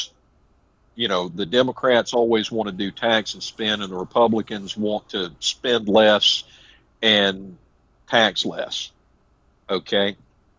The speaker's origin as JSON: {"language": "English", "region": "South Carolina", "country": "United States", "said": "I'm a South Carolina."}